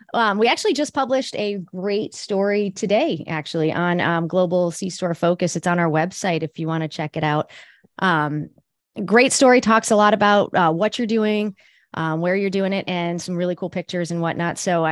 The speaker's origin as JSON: {"language": "English", "town": "Washington", "region": "District of Columbia", "country": "United States", "tie": "born or raised there", "said": "my hometown of Washington, D.C. area."}